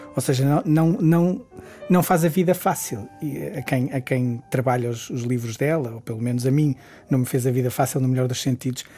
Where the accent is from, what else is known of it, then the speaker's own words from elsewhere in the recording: Guimarães, Norte, Portugal; sou nortenho, vá lá, sou de Guimarães, uh, ou do Entrador e Minho, uh, um dos sítios a que chamo casa